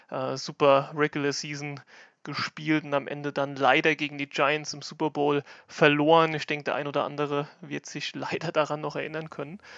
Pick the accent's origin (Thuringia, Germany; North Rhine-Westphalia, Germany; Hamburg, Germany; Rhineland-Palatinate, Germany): Rhineland-Palatinate, Germany; Lauterecken; Ich komme aus Lauterecken, das ist bei Kaiserslautern in Rheinland-Pfalz.